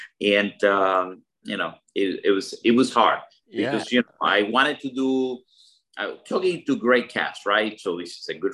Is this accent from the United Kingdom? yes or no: no; Cuba; moved away; what I learned, Will and Bear, is that, you know, I came from Cuba in a boat.